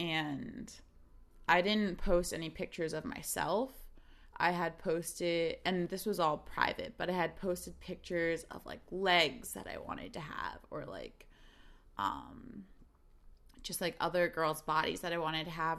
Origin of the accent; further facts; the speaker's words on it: South Brunswick, New Jersey, United States; moved away as an adult; now in Chicago, United States; growing up in South Brunswick, New Jersey